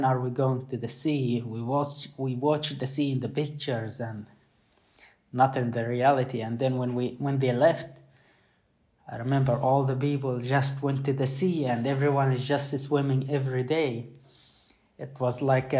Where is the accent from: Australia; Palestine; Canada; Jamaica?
Palestine; Khan Yunis, Gaza Strip; born or raised there; now in Sweden